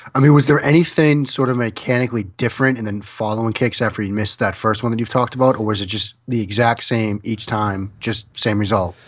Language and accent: English; Boston, Massachusetts, United States; as a kid growing up in the Boston area